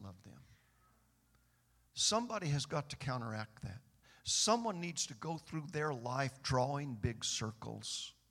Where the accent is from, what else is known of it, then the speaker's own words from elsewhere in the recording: Bakersfield, California, United States; I was born and raised in Bakersfield